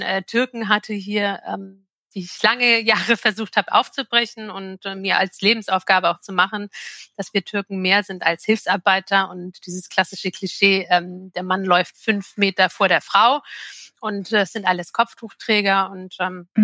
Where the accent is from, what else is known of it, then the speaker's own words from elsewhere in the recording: Jork, Lower Saxony, Germany; in York im alten Land. Das ist ähm, 30 Kilometer südlich von Hamburg liegt es.